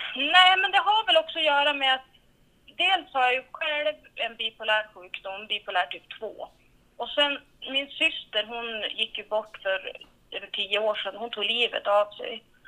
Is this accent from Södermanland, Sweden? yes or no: no; Vilhelmina, Västerbotten County, Sweden; also born or lived in Tärnaby; Jag är ju född och uppvuxen här i Vilhelmina kommun kan man säga. Jag är uppvuxen i en renskötarfamilj i Vilhelmina norra sameby.